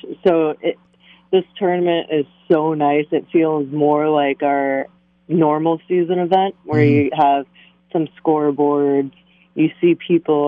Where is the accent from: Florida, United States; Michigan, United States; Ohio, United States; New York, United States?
Florida, United States; Boca Raton; also born or lived in Fort Lauderdale, Florida / Jupiter, Florida; I was born in Fort Lauderdale, moved to Boca. I played at Broken Sound growing up